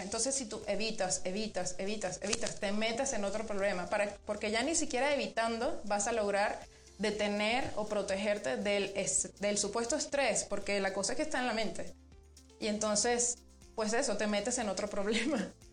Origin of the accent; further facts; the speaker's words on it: Venezuela; moved away as an adult; now in Mexico; yo soy venezolana. Sí. Em, tengo muchos años aquí en México, en Venezuela hice la, licenciatura y llegué aquí a, tu país, mi país también, en el 2012